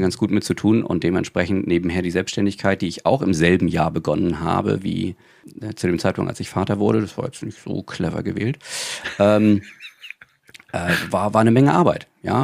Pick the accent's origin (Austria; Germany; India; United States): Germany; Rostock, Mecklenburg-Vorpommern; ich komme ja auch aus MV, ich komme aus Rostock. Und ich habe damals einen Klassenkameraden gehabt